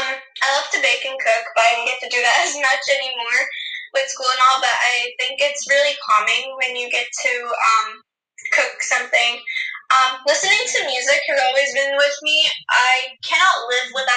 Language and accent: English; India; being an Indian